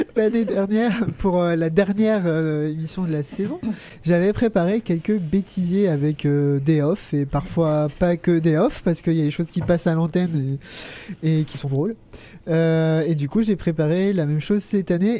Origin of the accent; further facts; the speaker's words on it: Brittany, France; en tant que breton pur beurre salé